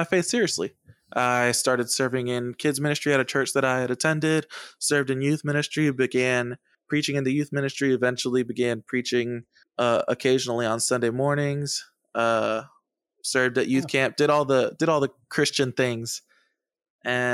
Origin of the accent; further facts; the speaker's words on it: Massachusetts, United States; also born or lived in San Juan, Puerto Rico; When I was 6 or 7 years old, we moved to Massachusetts